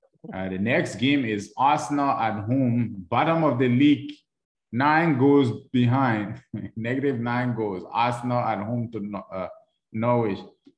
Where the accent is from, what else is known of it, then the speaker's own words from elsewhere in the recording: Liberia; accent: Liberian; you bring my Liberian accent out.